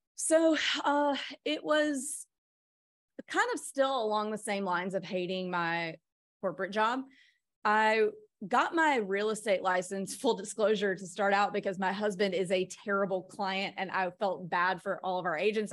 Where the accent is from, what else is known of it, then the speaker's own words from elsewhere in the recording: Mississippi, United States; moved away; also born or lived in New York City / Nashville; I'm from Mississippi